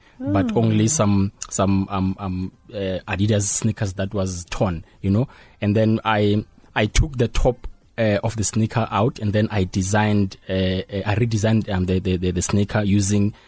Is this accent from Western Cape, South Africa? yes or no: no; Midrand, Gauteng, South Africa; I'm from Ivory Park